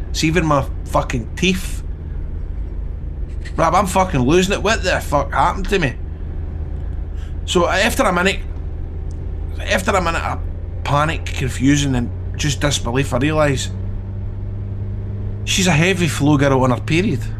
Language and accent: English; Scotland, United Kingdom; Hiya, I'm from Scotland.